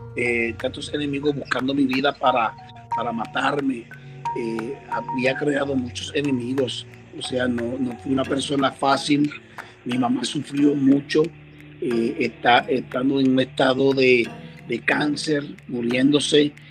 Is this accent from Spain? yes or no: no; Chicago, Illinois, United States; also born or lived in Dominican Republic (ancestry) / Puerto Rico (ancestry); now in Lakeland, United States; nací en Chicago eh, y Chicago, Illinois, en el área eh, de Northwest, allá por Humboldt Park